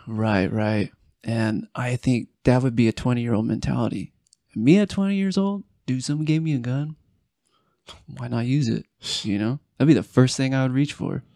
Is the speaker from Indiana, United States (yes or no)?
no; Apple Valley, California, United States; also born or lived in Hesperia, California / Victorville, California; now in Utah, United States; I grew up in Esperia, Victorville, Apple Valley.